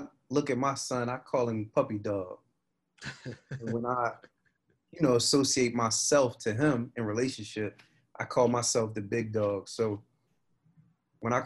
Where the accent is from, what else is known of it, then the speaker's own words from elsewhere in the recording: Baltimore, Maryland, United States; My family and all of them, they from West Baltimore. I was born in Mount Sinai Hospital